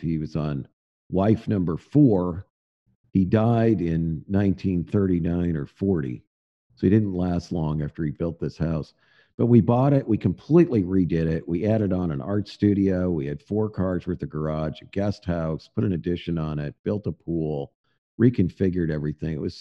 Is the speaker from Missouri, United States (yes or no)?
yes; St. Louis, Missouri, United States; also born or lived in Boston, Massachusetts; now in Fayetteville, United States; I grew up in the St. Louis area